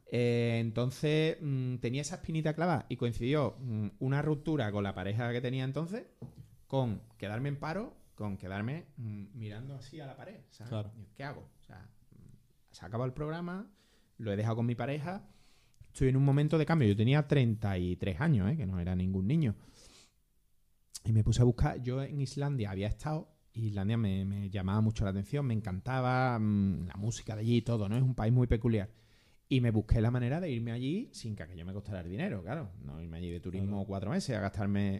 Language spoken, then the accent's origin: Spanish; Andalusia, Spain; yo era andaluz, andaluz